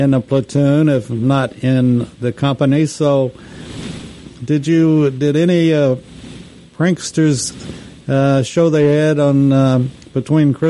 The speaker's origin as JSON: {"language": "English", "region": "West Texas", "country": "United States", "tie": "born or raised there", "said": "I'm from West Texas, and I grew up with sandstorms"}